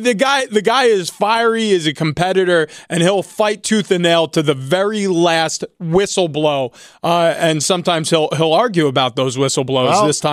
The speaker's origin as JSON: {"language": "English", "region": "New York", "country": "United States", "tie": "born or raised there", "said": "I grew up in New York, and this feels just feels almost against a religion if I had any."}